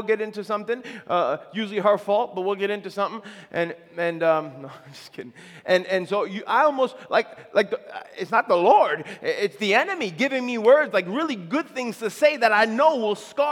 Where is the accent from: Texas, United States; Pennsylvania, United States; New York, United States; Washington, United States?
New York, United States; near the Belmont Racetrack; I grew up near the Belmont Racetrack